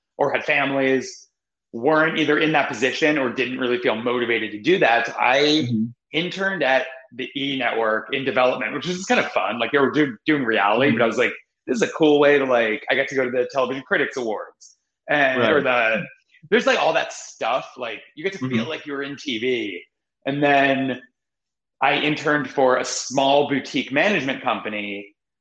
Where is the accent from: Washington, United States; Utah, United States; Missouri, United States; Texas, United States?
Washington, United States; Seattle; moved away as an adult; also born or lived in New York / Oregon; now in Los Angeles, United States; I was born in New York. I grew up in Seattle mostly